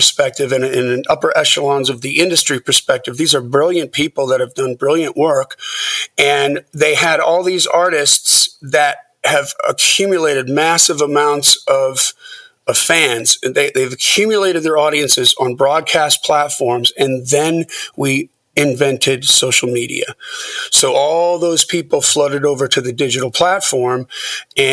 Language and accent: English; Lake Geneva, Wisconsin, United States; now in Nashville, United States; I grew up in Wisconsin